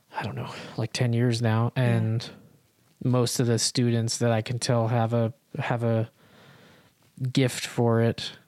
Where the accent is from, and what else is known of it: Salt Lake City, Utah, United States; born or raised there; also born or lived in Providence, Rhode Island / Massachusetts / Los Angeles